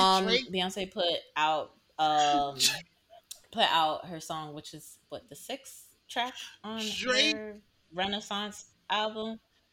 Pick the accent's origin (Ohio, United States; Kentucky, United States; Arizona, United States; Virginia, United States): Virginia, United States; Southern; also born or lived in Fairfax, Virginia; I'm from Southern Virginia.